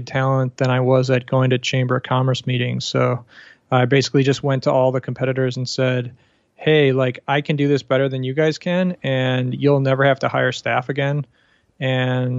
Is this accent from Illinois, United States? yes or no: yes; Chicago, Illinois, United States; moved away as an adult; also born or lived in Panama; now in Bangkok, Thailand; I grew up in the States near Chicago area. I left in 2008, so I have been outside for a little while.